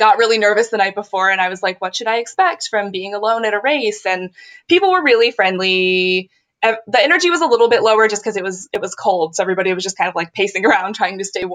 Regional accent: Cincinnati, Ohio, United States; moved away; I'm from Cincinnati.

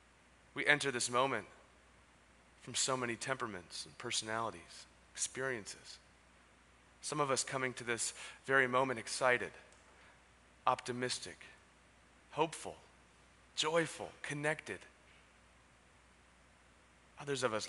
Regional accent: San Diego, California, United States; moved away as an adult; also born or lived in San Francisco; now in San Diego, United States; I was born and raised in Ocean Beach

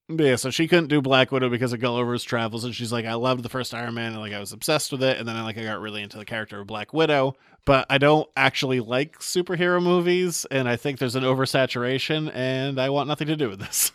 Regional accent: Maine, United States; I'm from Maine

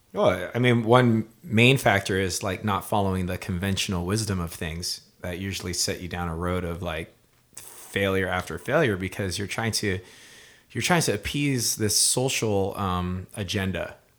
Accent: Hawaii, United States; moved away as an adult; now in Southern California, United States; I'm a musician from Hawaii. I moved out to California

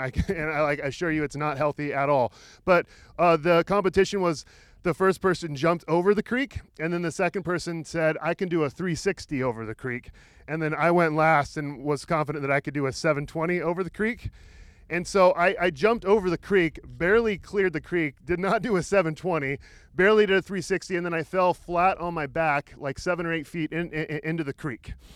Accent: Roseburg, Oregon, United States; I grew up in Roseburg, which is about an hour south of here.

